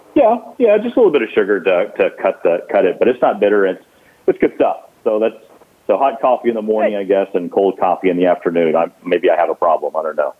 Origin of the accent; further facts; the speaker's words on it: Gulf Coast, United States; I grew up on the Gulf Coast